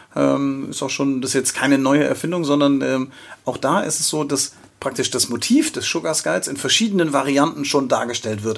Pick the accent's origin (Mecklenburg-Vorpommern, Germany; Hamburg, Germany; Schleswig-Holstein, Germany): Schleswig-Holstein, Germany; accent: leichter nordischer Slang; leichte nordische Slang bei mir und bei Sonja